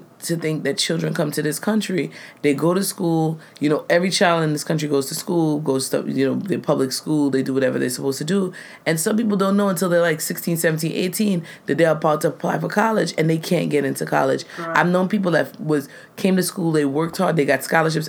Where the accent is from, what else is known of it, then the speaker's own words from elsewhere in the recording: New York City, New York, United States; I'm born in America. I've never known this concept of living in Trinidad or growing up in Trinidad